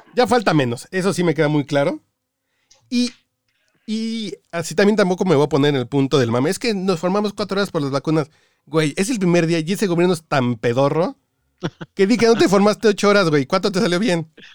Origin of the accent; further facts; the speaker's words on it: Mexico; also born or lived in Cancún; yo que soy mexicano